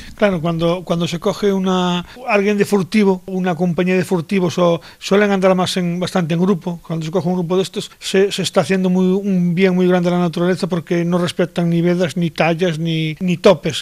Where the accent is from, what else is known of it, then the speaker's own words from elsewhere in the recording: Galicia, Spain; en mi tierra, en Galicia